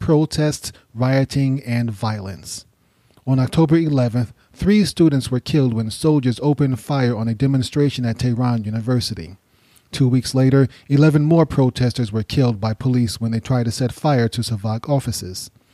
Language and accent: English; United States; I'm from the United States